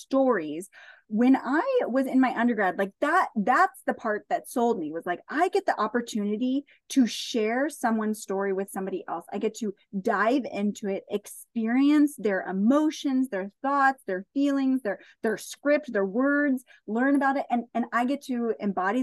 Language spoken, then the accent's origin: English; Central Coast, California, United States; We currently live on the Central Coast. And I love being here where I am because, one, it's my hometown